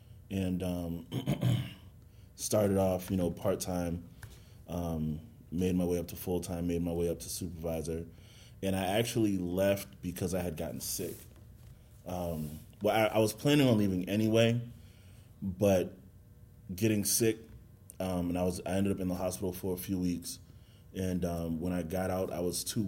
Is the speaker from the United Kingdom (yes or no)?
no; Boston, Massachusetts, United States; I'm from Boston, Boston, Mass.